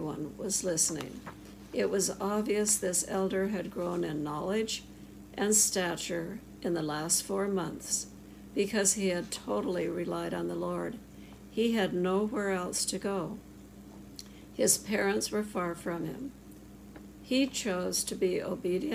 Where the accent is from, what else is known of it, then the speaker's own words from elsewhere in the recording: Rochester, Minnesota, United States; I grew up in Rochester, Minnesota